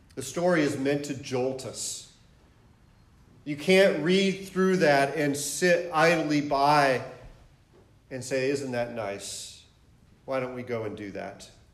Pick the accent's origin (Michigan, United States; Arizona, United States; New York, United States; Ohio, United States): Michigan, United States; moved away as an adult; also born or lived in Atlanta, Georgia / St. Louis, Missouri / San Diego, California; I, I'm originally from Michigan. Um, grew up there